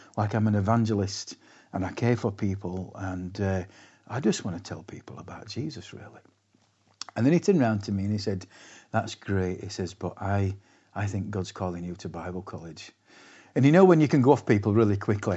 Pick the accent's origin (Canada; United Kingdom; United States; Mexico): United Kingdom; Castleford, Yorkshire and the Humber; moved away as an adult; also born or lived in Leeds; now in Lerwick, United Kingdom; I gave my testimony in my hometown of Castleford